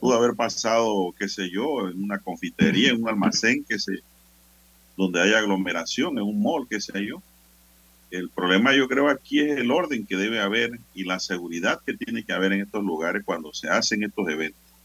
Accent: San Miguelito, Panama; yo soy de San Miguelito

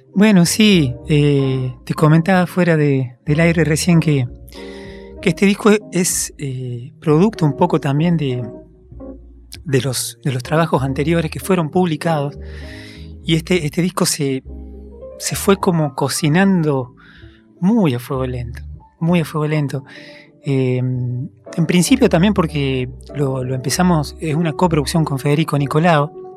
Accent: Concarán, San Luis, Argentina; moved away; yo nací en, un pueblo en San Luis

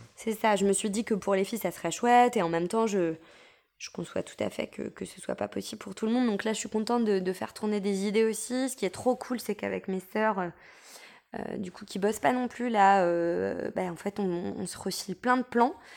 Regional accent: France; quand on est français

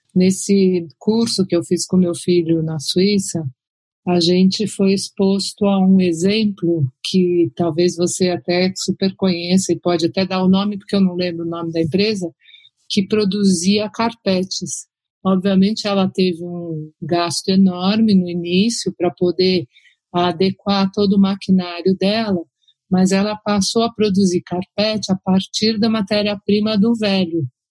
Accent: Brazil; como brasileiros

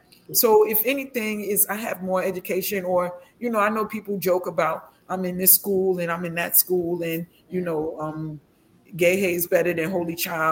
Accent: Ghana; even though I'm a Ghanaian just like you guys.

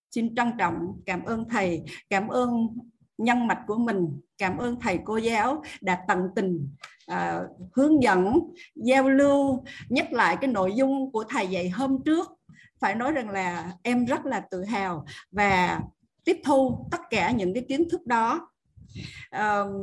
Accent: Tuy Hoa, Phu Yen, Vietnam; biển tuy hòa quê

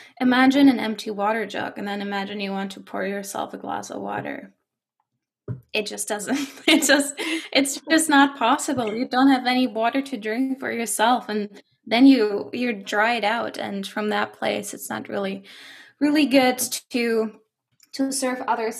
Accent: Germany; English is a second language; moved away as an adult; now in Canada; I do have a slight accent because I am from Germany and not from Canada.

